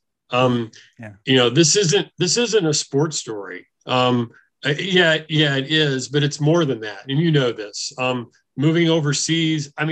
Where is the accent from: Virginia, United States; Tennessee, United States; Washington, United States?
Virginia, United States; Harrisonburg; moved away as an adult; now in Hungary; I'm from Virginia. I worked for my hometown paper in Harrisonburg, Virginia in the 80s.